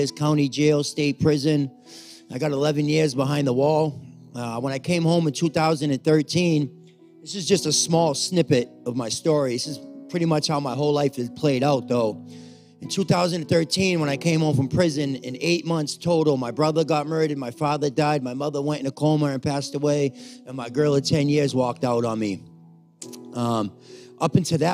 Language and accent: English; Cape Cod, Massachusetts, United States; also born or lived in Brockton; I'm from Cape Cod